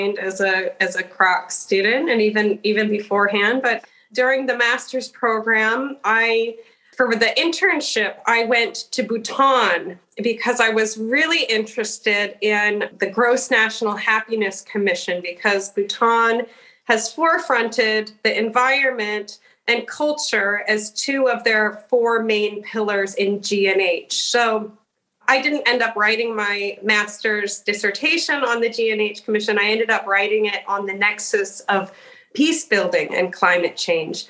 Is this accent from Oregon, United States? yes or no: yes; Portland, Oregon, United States; I'm originally from Portland, Oregon